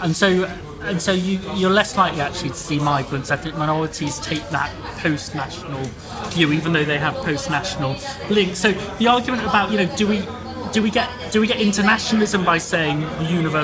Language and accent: English; United Kingdom; being born in this country